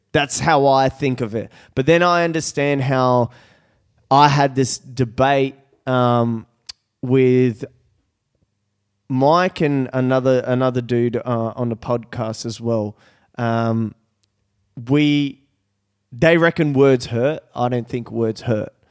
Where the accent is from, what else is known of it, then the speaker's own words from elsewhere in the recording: Brazil; moved away; I was born in Brazil